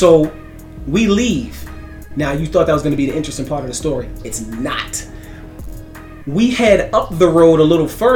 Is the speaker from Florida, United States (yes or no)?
no; New York, United States; I'm from New York